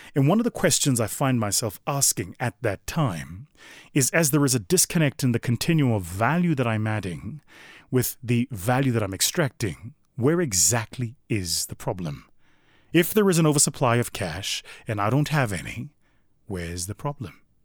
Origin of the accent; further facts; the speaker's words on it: South Africa; my home country of South Africa